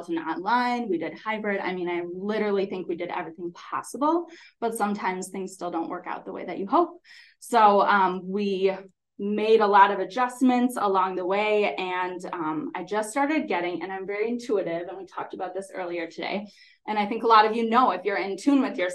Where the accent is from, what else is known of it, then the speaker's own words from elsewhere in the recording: Holmen, Wisconsin, United States; I'm from Holman, so I really wanted to teach in my hometown